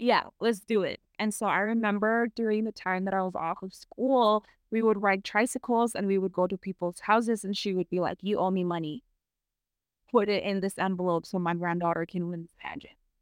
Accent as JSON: {"language": "English", "country": "United States", "accent": "American", "moved": "yes", "said": "my American accent"}